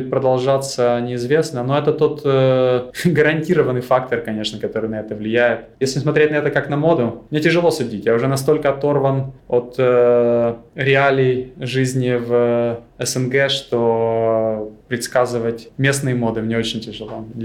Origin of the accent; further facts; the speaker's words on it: Crimea, Ukraine; Я из Крыма, у меня многие друзья пошли в море, и для меня, в общем-то, это была вилка возможностей.